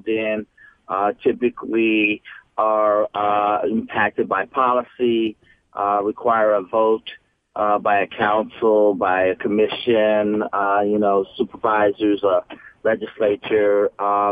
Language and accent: English; San Francisco, California, United States; when I got out of high school growing up in San Francisco